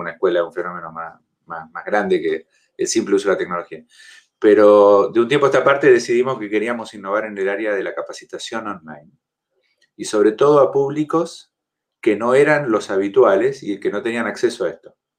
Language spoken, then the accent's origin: Spanish; Argentina; now in Chile; soy argentino